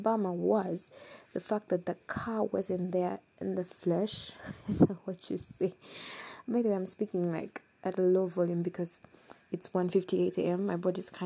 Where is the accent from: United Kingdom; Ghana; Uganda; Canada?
Uganda; I come from Uganda. I love Uganda.